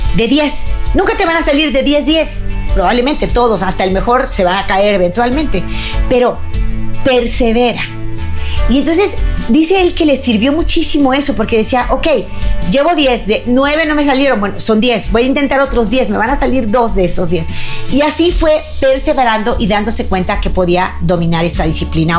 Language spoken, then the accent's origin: Spanish; Mexico; aquí en mi país, México